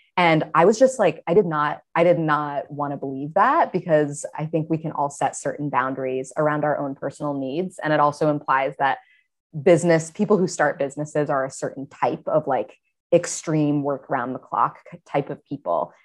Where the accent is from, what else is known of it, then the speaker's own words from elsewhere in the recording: Maine, United States; I grew up in Maine and spent a lot of time outdoors as a kid